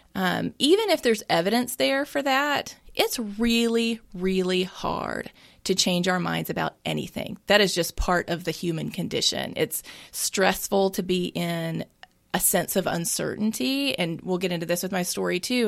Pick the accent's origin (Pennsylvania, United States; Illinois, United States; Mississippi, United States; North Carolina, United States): Mississippi, United States; I am born and raised in Mississippi